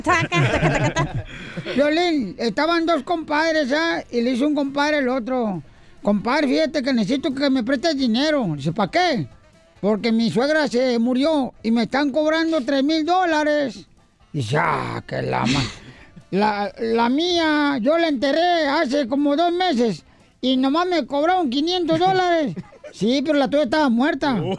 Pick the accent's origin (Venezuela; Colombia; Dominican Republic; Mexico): Mexico; Ocotlán, Jalisco; moved away; soy de Ocotlán, Jalisco